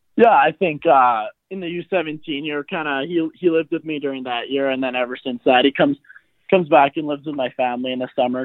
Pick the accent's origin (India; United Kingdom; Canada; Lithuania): Canada; Surrey, British Columbia; I grew up in uh, around like South Surrey, BC, kind of White Rock area.